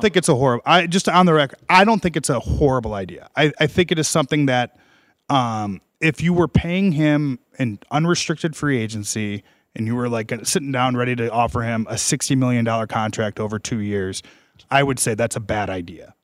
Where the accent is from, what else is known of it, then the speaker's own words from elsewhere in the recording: Chicago, Illinois, United States; I'm from Chicago.